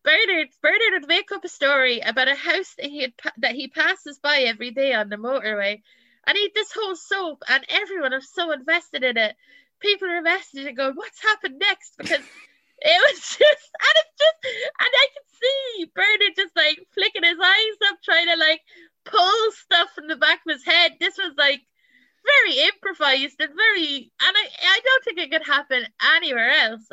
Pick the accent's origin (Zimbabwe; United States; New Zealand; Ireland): Ireland; Ballymore, Leinster; moved away as an adult; also born or lived in England; now in London, United Kingdom; I'm from Westmeath, and I'm very proud to be from the Midlands.